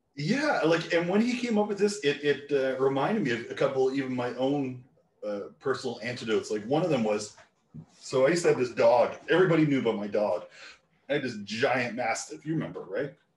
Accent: Newfoundland and Labrador, Canada; part of Canada I grew up in Newfoundland

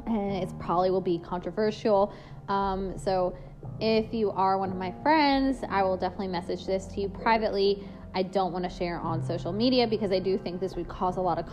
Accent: United States; I'm an American. I'm proud of my country.

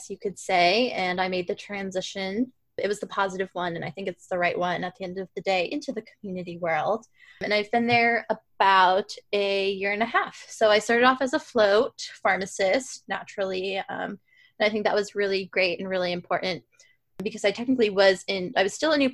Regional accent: Worcester, Massachusetts, United States; moved away as an adult; also born or lived in Boston, Massachusetts; now in Portland, United States; I am originally from Worcester, Massachusetts, but I'm currently living in Portland, Maine

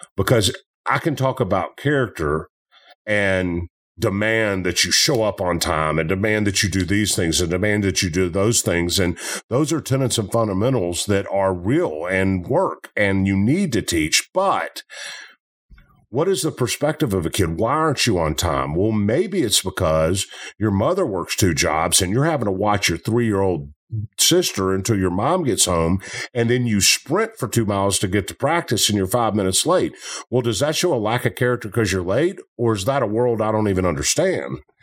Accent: Memphis, Tennessee, United States; I'm from Memphis.

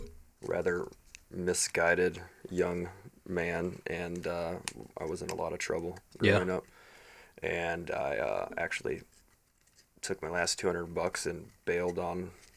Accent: Indiana, United States; moved away as an adult; also born or lived in Colorado / West Coast; now in Nashville, United States; I've spent most of my adult life in Colorado, a little bit of the West Coast, but I was born and raised in Indiana.

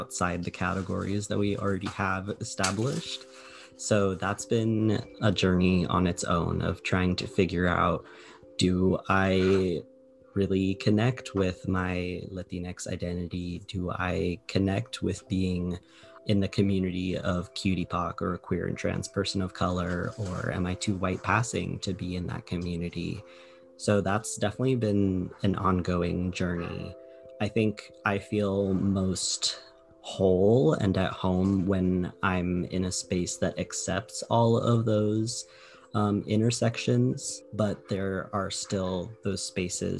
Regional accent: Arizona, United States; moved away as an adult; now in San Diego, United States; I grew up in Arizona, and now I'm living in San Diego

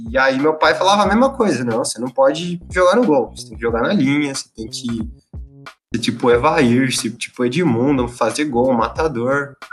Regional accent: São José dos Campos, São Paulo, Brazil; eu nasci em São José dos Campos

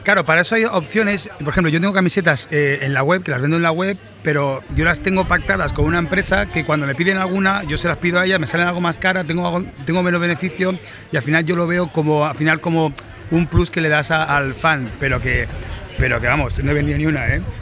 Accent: Mataró, Catalonia, Spain; estoy en Mataró, mi pueblo.

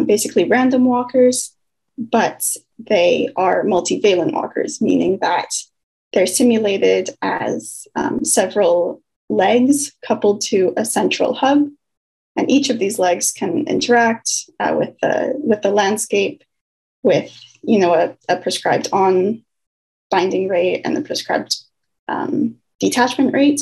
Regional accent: Victoria, British Columbia, Canada; moved away as an adult; now in Burnaby, Canada; I'm from Victoria, from the island.

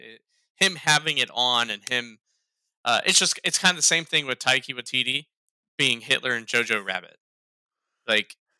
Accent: Ohio, United States; now in North Carolina, United States; I'm from Ohio

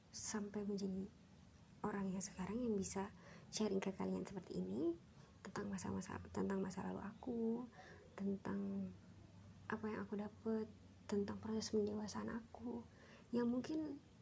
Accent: Serpong, Banten, Indonesia; Aku asli dari Serpong, Tangerang Selatan, dan saat ini aktivitasku adalah seorang karyawan di salah satu perusahaan yang cukup besar di Jakarta Pusat

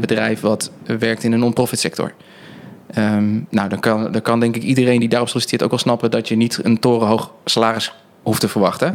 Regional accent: Netherlands; wij natuurlijk als Nederlanders

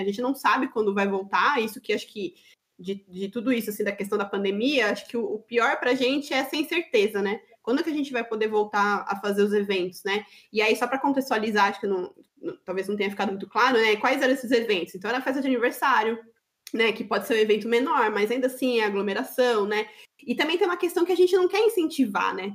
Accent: Greater São Paulo, Brazil; moved away as an adult; now in Florianópolis, Brazil; Somos paulistas do interior, é da Grande São Paulo

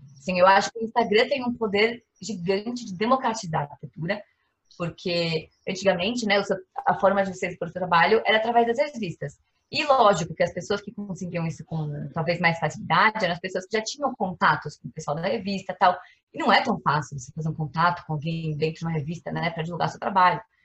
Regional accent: São Paulo, Brazil; sou aqui de São Paulo

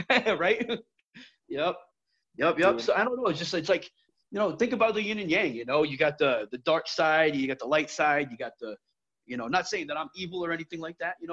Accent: Brooklyn, New York, United States; born there; So uh, I was born in Brooklyn, New York, back in 1979

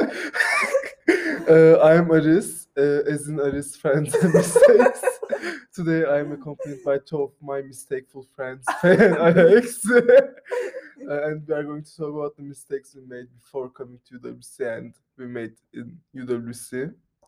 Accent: Armenia; also born or lived in Turkey; I'm from Armenia and Turkey, which is fucked up.

